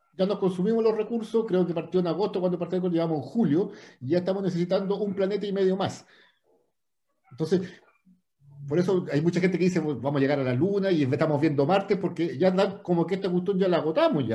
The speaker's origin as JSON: {"language": "Spanish", "town": "Santiago", "region": "Santiago Metropolitan Region", "country": "Chile", "moved": "as an adult", "lives_now": "Puerto Varas, Chile", "said": "Yo vivo acá, Peque, hace 15 años, ya me vine para acá, era de Santiago"}